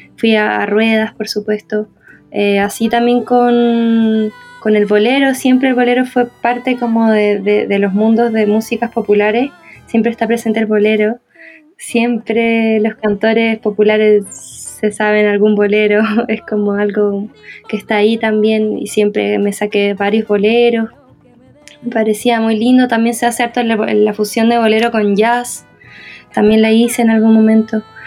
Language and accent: Spanish; Chile; yo soy chilena